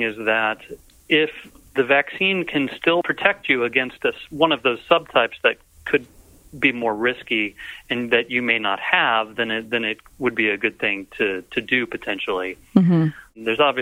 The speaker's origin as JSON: {"language": "English", "town": "Atlanta", "region": "Georgia", "country": "United States", "tie": "born or raised there", "also_born_or_lived": "Southern California", "moved": "yes", "said": "I grew up around Atlanta, so this is home"}